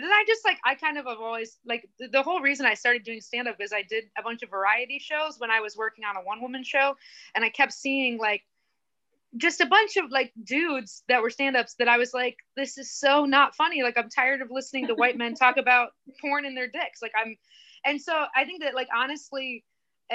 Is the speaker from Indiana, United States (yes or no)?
yes; Indiana, United States; I grew up in Indiana